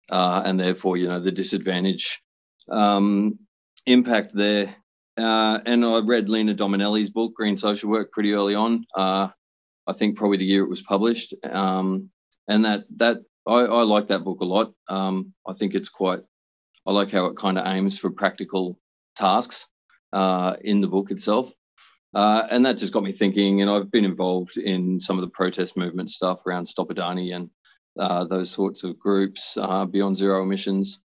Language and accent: English; Brisbane, Queensland, Australia; I grew up on Turrbal land up on the north side of Brisbane.